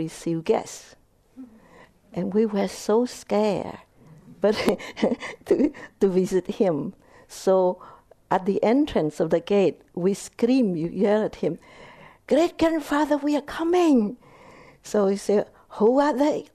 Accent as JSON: {"language": "English", "country": "Vietnam", "tie": "born or raised there", "second_language": "English", "moved": "yes", "said": "I was born in Vietnam. My mother is Vietnamese. My father is Cambodian"}